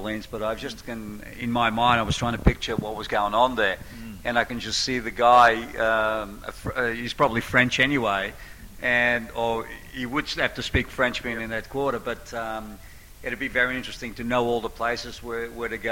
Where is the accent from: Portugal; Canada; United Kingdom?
Portugal; now in Sydney, Australia; I'm 100% Portuguese, and I'm very proud of being Portuguese, but I'm also very proud of being an Australian.